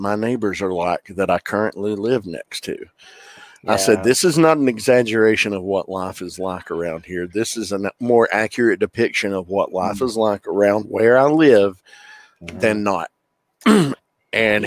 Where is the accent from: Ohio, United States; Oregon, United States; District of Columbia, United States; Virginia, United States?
Virginia, United States; southwestern; you don't know this part of Virginia.